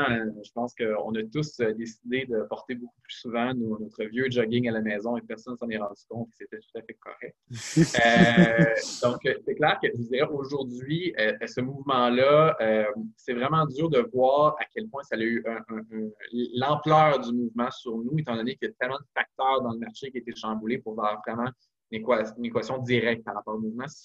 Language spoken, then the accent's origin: French; Quebec, Canada; utiliser notre voix pour, euh, évidemment, rappeler qu'on est québécois